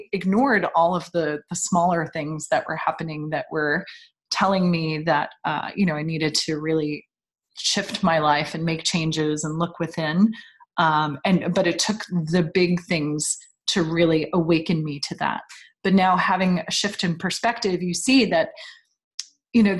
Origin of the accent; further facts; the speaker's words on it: New York, United States; moved away; I grew up in New York, so my family was all on the East Coast.